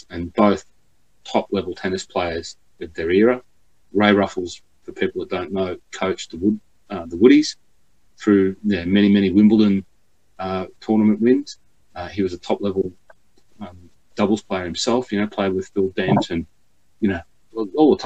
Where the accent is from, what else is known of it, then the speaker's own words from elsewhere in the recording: Cessnock, New South Wales, Australia; my hometown of Cessnock